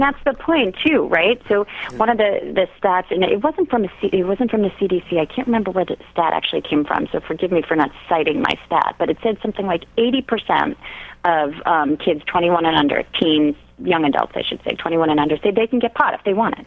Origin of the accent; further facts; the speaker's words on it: Quincy, Massachusetts, United States; also born or lived in New York; now in Boston, United States; I'm from Quincy originally.